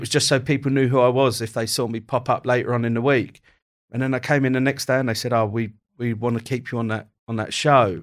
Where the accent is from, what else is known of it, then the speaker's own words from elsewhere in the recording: Kent, South East England, United Kingdom; also born or lived in Croydon; I was born in Croydon. We moved, uh, from Croydon to Kent when I was quite young